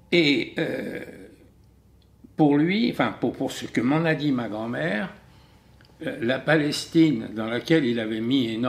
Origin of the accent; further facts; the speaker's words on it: France; nous avons la nationalité française, nous sommes français, nous sommes français avant des juifs